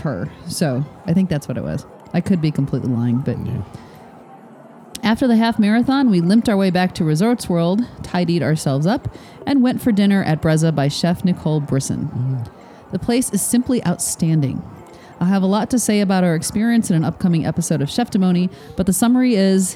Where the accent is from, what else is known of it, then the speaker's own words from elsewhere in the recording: Michigan, United States; I am from Michigan, which is just sort of kind of South Canada, maybe